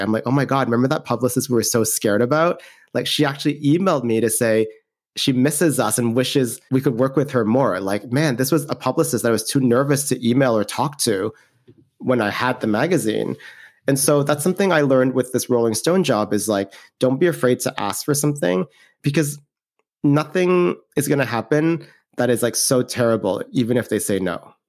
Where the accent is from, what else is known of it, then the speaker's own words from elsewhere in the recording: Canada; moved away as an adult; I'm from Canada, I'm Canadian